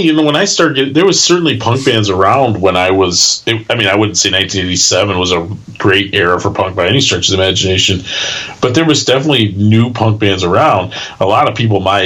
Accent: Milwaukee, Wisconsin, United States; growing up in the Milwaukee burbs

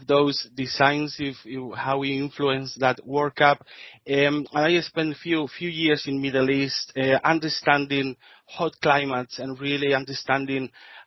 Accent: Spain; accent: Spanish; English is a second language; moved away as an adult; now in Brisbane, Australia; I'm Spanish, as you can say for my accent.

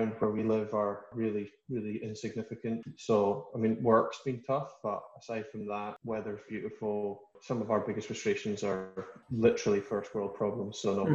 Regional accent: Carrbridge, Scotland, United Kingdom; growing up in Carrbridge

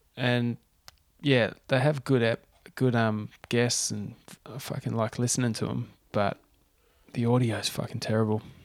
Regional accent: Tasmania, Australia; moved away; also born or lived in Central Coast; growing up in Tassie

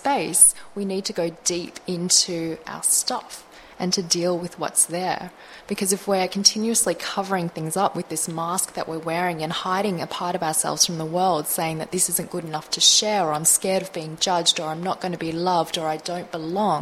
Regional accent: Melbourne, Victoria, Australia; I was born in Australia, I was born in Melbourne.

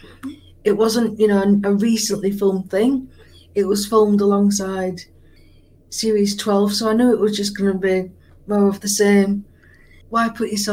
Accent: Yorkshire and the Humber, United Kingdom; a Yorkshire woman like myself

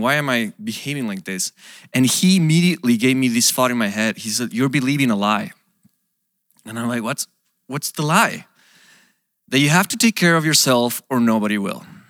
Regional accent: Mexico; moved away as an adult; also born or lived in Portland, United States; now in United States; I come from Mexico

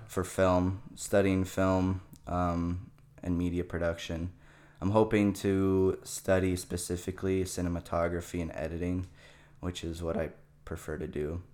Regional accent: Chandler, Arizona, United States; also born or lived in Canada; I was born in Canada. Um, and I lived there for about eight years. And then as a child, we moved to Arizona mm-hmm. here. And I kind of just grew up in the Chandler Gilbert area

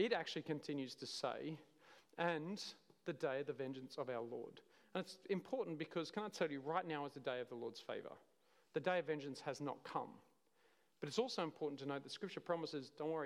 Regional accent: Cooma, New South Wales, Australia; I'm from Coomer

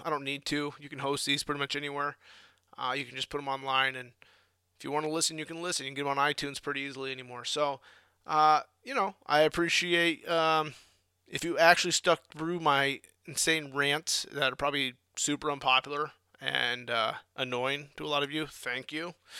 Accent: Midwest, United States; moved away; I grew up in the Midwest.

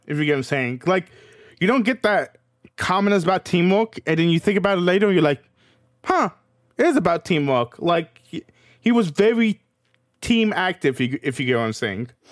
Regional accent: Kentucky, United States; I was raised in Kentucky

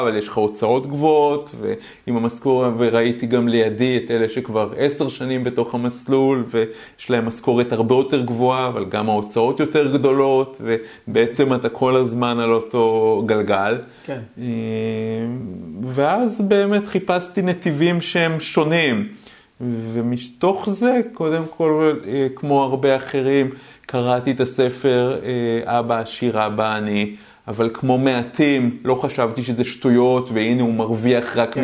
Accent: Israel; אני בכלל גדלתי בחברה קומוניסטית. אה, אבל לא קומוניזם כמו ברוסיה, שיש כאלה שיש להם הרבה יותר וכאלה okay. אוקיי. שפחות, אלא קומוניזם אמיתי, קיבוץ.

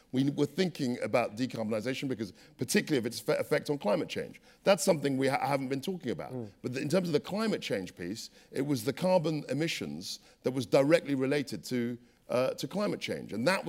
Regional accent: London, United Kingdom; I was brought up in London. My family are from Ghana.

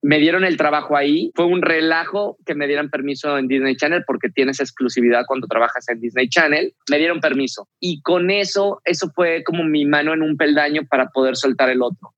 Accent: Mexico; moved away as an adult; also born or lived in Argentina / Mexico City; era un mexicano en Argentina

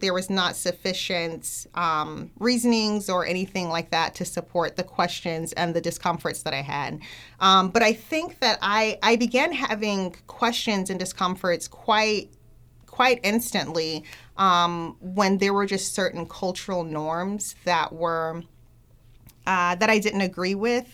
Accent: Miami, Florida, United States; I grew up in the Black Baptist Church, um, from Miami

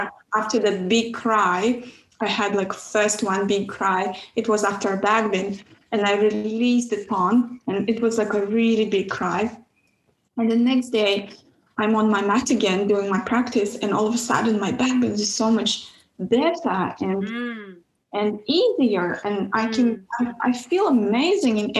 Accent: Kazakhstan; moved away; I grew up in Kazakhstan

